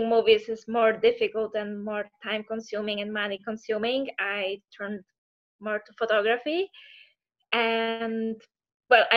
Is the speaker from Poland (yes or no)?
yes; Poland; moved away as an adult; now in Italy; I come from Poland. And back in Poland, I graduated law and I also studied photography. And after I finished my university, I moved to Italy